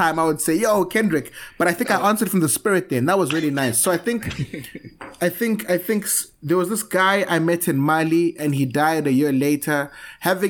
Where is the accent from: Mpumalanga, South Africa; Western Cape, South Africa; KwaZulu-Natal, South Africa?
Western Cape, South Africa; Cape Town; born or raised there; also born or lived in Zimbabwe